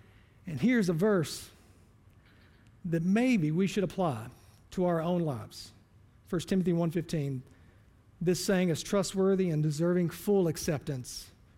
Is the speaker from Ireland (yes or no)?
no; the Bible Belt, United States; I was born and raised in church. I'm from the Bible Belt.